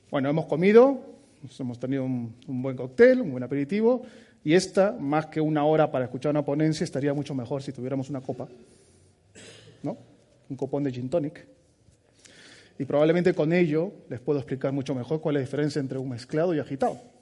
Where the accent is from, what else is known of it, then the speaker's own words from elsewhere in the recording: Peru; moved away as an adult; now in Basque Country, Spain; Soy peruano de nacimiento